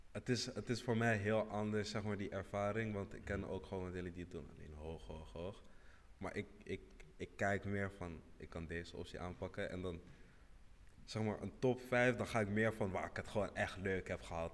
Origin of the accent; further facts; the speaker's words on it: Senegal; ik kom uit Senegal